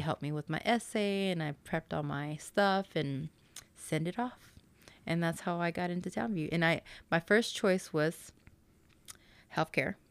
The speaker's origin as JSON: {"language": "English", "town": "Dallas", "region": "Texas", "country": "United States", "said": "I am from Dallas, Texas"}